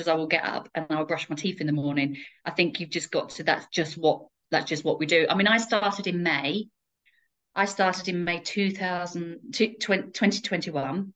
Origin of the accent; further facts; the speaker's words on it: Essex, East of England, United Kingdom; moved away as an adult; now in Kettering, United Kingdom; I'm originally from Essex, um, and when I left the armed forces, I set up my franchise in Kettering